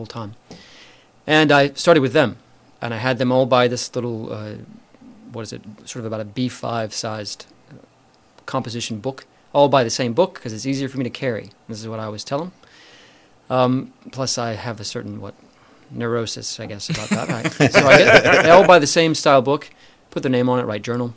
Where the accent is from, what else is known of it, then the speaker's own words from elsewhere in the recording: Alabama, United States; moved away as an adult; also born or lived in Wakayama, Japan; now in Japan; I'm from the U.S., from the state of Alabama, where I was born and raised